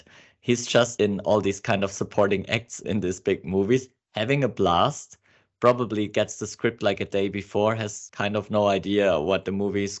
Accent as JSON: {"language": "English", "country": "Australia", "accent": "Australian", "said": "Excuse my English accent, it's not as great as my Australian."}